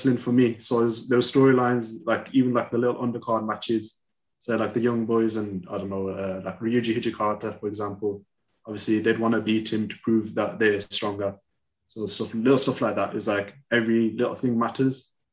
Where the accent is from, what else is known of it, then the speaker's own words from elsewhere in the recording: United Kingdom; So I live in the UK. I've been here all my life. My family migrated, say, about 50 years ago.